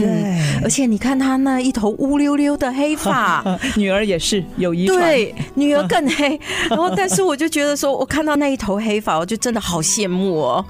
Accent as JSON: {"language": "Chinese", "country": "Malaysia", "accent": "Malaysian", "moved": "yes", "lives_now": "Taiwan", "said": "马来西亚腔"}